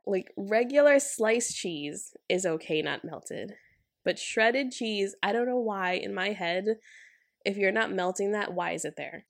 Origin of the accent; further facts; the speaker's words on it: United States; as an American